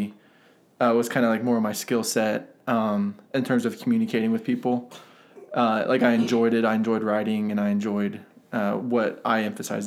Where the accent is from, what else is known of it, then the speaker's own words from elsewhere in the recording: Central Ohio, United States; moved away as an adult; also born or lived in Upland, Indiana; now in Marion, United States; I grew up in Central Ohio, grew up on a farm there, south of Columbus